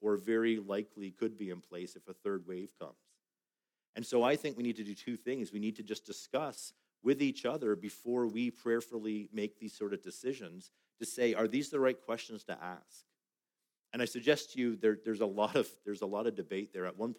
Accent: Canada

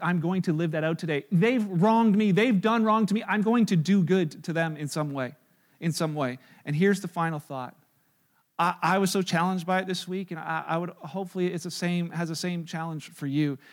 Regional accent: Canada; we're Canadian

